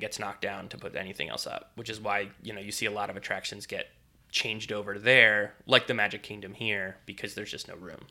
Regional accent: Northeast, United States; now in Florida, United States; growing up in the Northeast, we would, you know, go to a lot of the Northeast theme parks, Dorney Park, Hershey Park, Six Flags Great Adventure

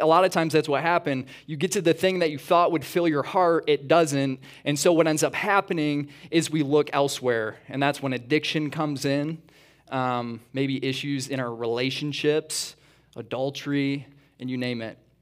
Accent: east side of Michigan, United States; moved away as an adult; also born or lived in Atlanta; We actually grew up on the east side of Michigan originally

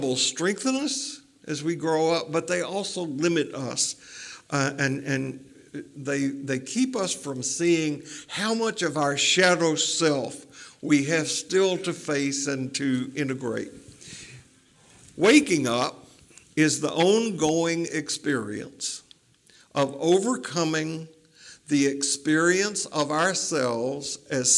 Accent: Tennessee, United States; growing up in Tennessee, it was don't drink, don't smoke, don't dance, or go with anybody who does

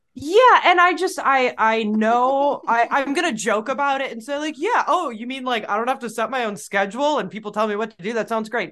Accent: Midwest, United States; as a Midwesterner

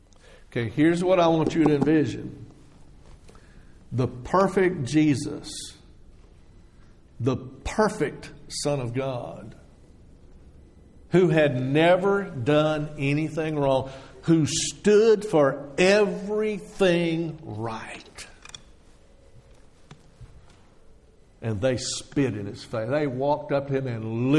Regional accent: Texas, United States; moved away; I grew up in Texas

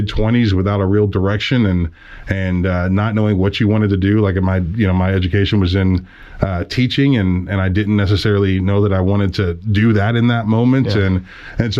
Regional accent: Youngstown, Ohio, United States; moved away as an adult; also born or lived in Stillwater, Oklahoma; I'm a Northeastern Ohio Youngstown guy

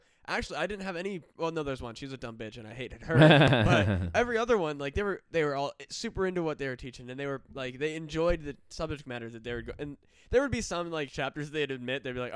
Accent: Iowa, United States; I grew up in Iowa

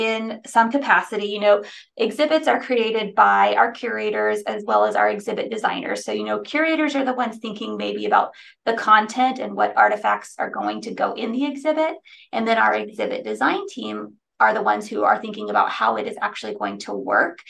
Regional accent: United States; also born or lived in Texas / New Mexico / North Carolina; now in Austin, United States; I'm from Texas and New Mexico and all my family's here.

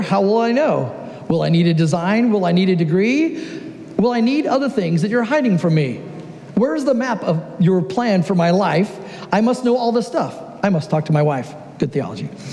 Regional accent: Southern California, United States; moved away as an adult; now in Oregon, United States; I am originally from Southern California, but for the last 13 years, I've had the great joy of living in Oregon.

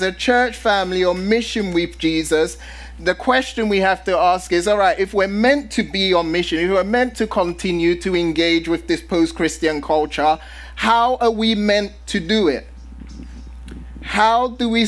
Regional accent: London, United Kingdom; now in San Diego, United States; I'm originally from London

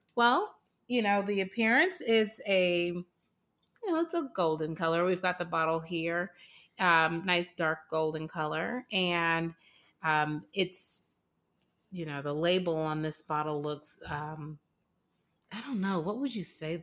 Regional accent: Los Angeles, California, United States; now in Atlanta, United States; born and raised in Los Angeles

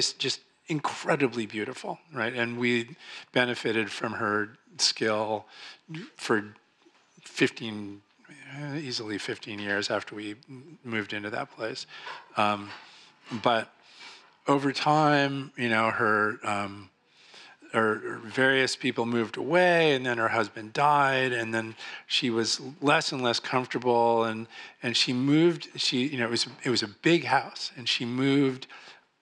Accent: Marin, California, United States; also born or lived in Oakland / San Francisco; I was born in Oakland and lived in San Francisco a little bit, and then moved to Marin

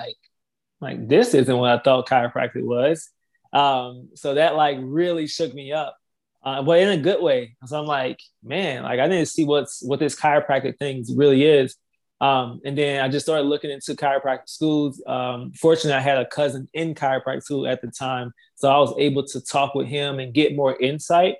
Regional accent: Laurel, Mississippi, United States; I'm originally from Laurel, Mississippi

